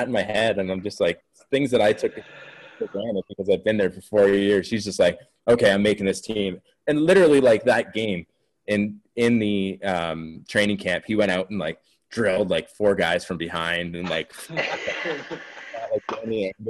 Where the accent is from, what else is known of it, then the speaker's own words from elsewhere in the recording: Windsor, Ontario, Canada; I'm from Windsor too